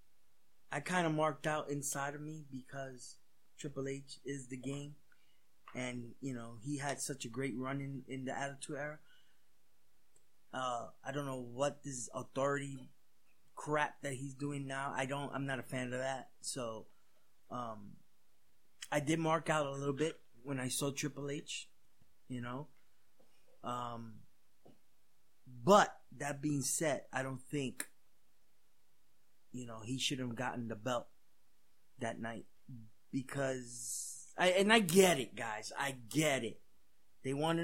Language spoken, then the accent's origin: English; New York City, New York, United States; moved away; I'm originally from New York City